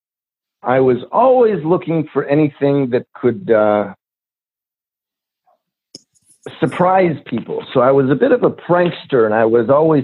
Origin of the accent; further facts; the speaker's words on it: Rocky Mountains in Colorado, United States; I'm from the Rocky Mountains in Colorado